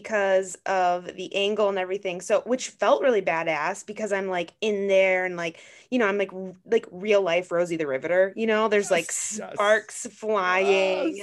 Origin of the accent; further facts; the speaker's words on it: Grand Marais, Minnesota, United States; I am from Grand Marais, Minnesota. So like way up north